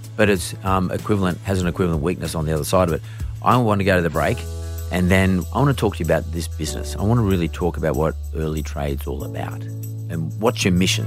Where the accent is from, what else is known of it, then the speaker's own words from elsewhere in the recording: Australia; I'm from Australia